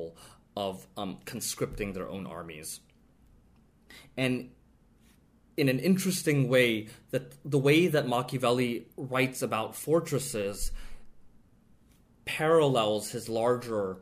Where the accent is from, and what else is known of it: United States